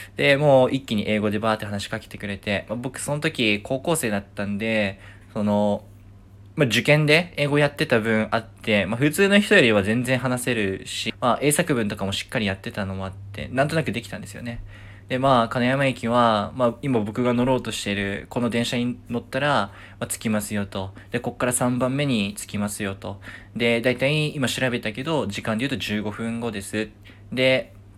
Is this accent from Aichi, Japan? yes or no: yes; Nagoya, Aichi, Japan; moved away; 地元名古屋で、名古屋に行ったんですよね。あの、まあ、帰省したんですよ。両親に会うために